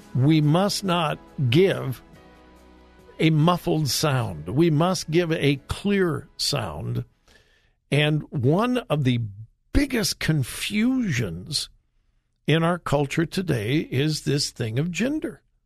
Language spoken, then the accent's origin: English; Los Angeles, California, United States; now in Florida, United States; I was raised in Southern California in the LA area